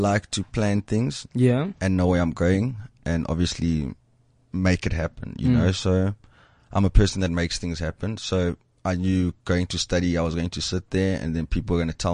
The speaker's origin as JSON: {"language": "English", "area": "East Rand, Johannesburg", "region": "Gauteng", "country": "South Africa", "tie": "born or raised there", "also_born_or_lived": "Soweto", "said": "I grew up made in the suburbs, in the East Rand, south of Johannesburg, East South"}